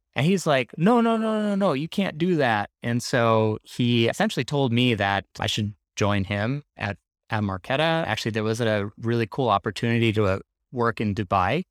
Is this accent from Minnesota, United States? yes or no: yes; Minneapolis, Minnesota, United States; moved away as an adult; also born or lived in Bay Area; We are actually based out of Minneapolis, which is my hometown